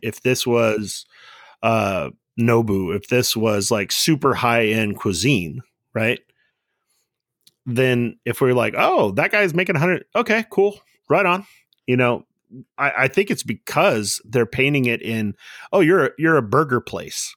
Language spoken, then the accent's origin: English; Southern California, United States; I grew up in Southern California, right around from, like, where In N Out first started